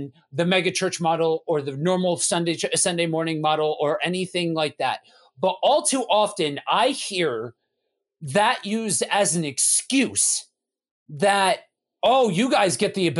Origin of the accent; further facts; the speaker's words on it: East Coast, United States; I'm from the East Coast